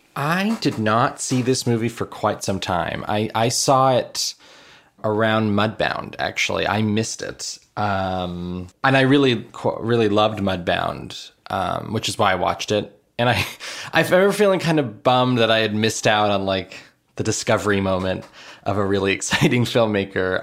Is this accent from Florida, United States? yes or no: yes; Miami, Florida, United States; I grew up in Miami.